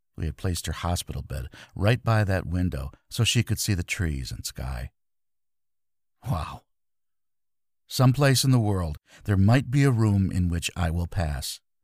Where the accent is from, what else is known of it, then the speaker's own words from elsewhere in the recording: Grand Rapids, Michigan, United States; Grand Rapids, my hometown